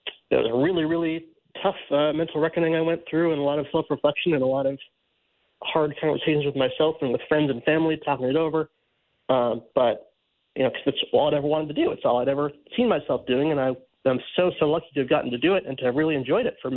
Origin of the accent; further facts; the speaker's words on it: Cleveland, Ohio, United States; the Guardians, which was my hometown team.